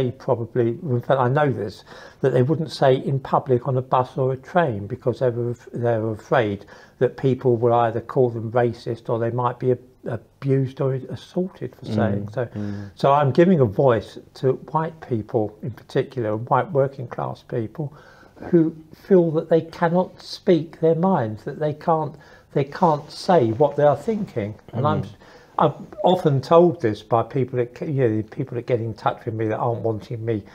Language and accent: English; London, United Kingdom; moved away; also born or lived in Custom House / Israel; I was born in Custom House and then I grew up in East London, another part of East London